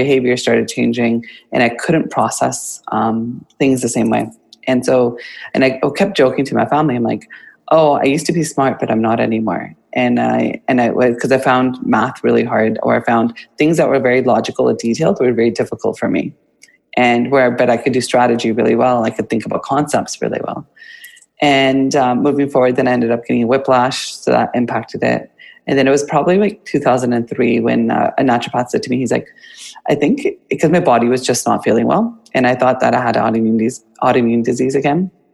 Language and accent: English; Kamloops, British Columbia, Canada; now in Vancouver, Canada; born and raised in Canada, Kamloops